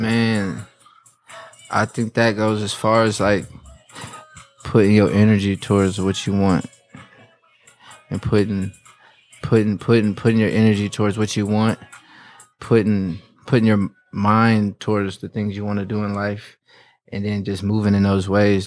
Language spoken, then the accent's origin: English; Indianapolis, Indiana, United States; also born or lived in North Carolina; I grew up in Indianapolis.